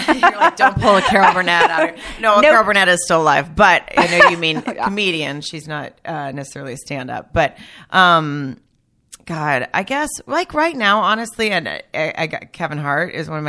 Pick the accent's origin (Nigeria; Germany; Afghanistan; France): Germany; born there; Well, I was born in Germany, but I'm really – actually, my dad's Italian. So I was only born there.